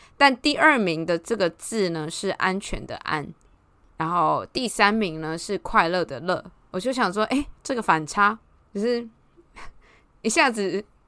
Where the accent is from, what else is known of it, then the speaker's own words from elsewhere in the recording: Taiwan; 我们台湾人